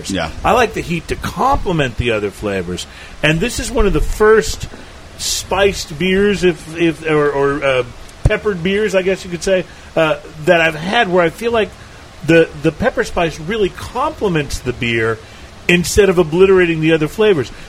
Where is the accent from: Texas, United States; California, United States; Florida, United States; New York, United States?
Texas, United States; also born or lived in New England; I grew up in South Texas, and so I've been eating Tex-Mex food most of my life, and I love hot and spicy food.